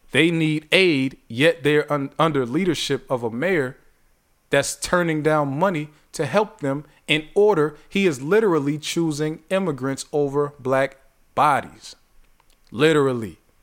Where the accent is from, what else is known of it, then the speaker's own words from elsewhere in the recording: Youngstown, Ohio, United States; I'm from Youngstown. My people in Youngstown